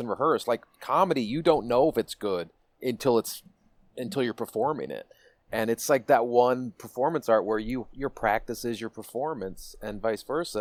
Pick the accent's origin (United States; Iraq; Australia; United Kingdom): United States; Washington, District of Columbia; moved away; my hometown of dc